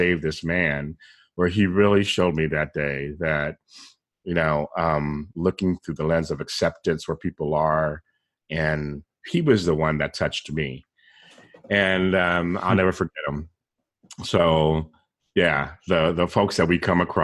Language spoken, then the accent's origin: English; San Diego, California, United States; moved away; I'm from San Diego originally